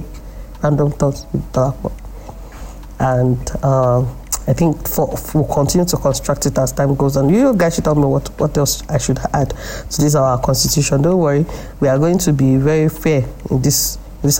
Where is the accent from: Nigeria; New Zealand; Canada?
Nigeria; here in Nigeria